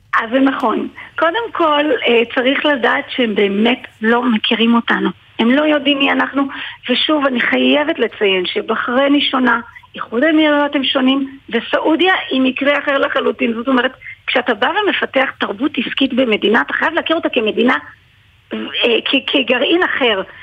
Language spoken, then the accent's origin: Hebrew; Israel; אני נאמתי בכנס בריאד של הסקיוטי מידל איסט אה, כישראלית